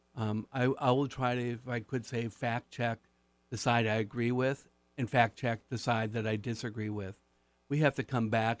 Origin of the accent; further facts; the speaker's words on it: Marquette, Michigan, United States; my hometown, Marquette